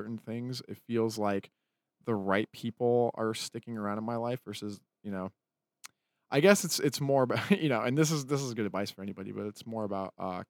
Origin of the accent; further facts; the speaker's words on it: Utah, United States; that's why I tell people I'm from Utah.